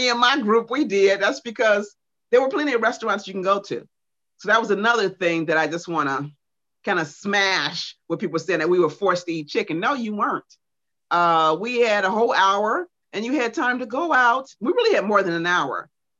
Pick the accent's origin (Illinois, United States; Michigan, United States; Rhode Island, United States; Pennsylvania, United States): Illinois, United States; Chicago; they knew I was there from Chicago and I was going home. So Don found out I was from Chicago.